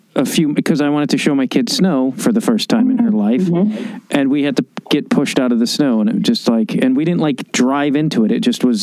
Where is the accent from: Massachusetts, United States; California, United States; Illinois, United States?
Illinois, United States; Chicago; but I'm from Chicago